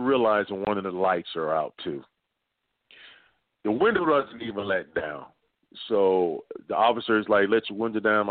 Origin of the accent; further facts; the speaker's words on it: Dayton, Ohio, United States; moved away; I'm originally from Dayton, Ohio